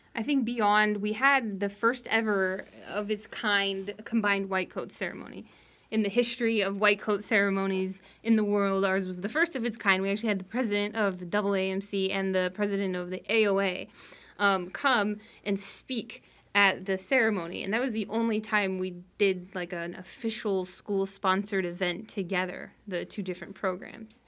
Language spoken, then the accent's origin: English; Reno, Nevada, United States; also born or lived in Colorado / Texas / Naples, Florida; now in South Florida, United States; I'm originally from Reno, Nevada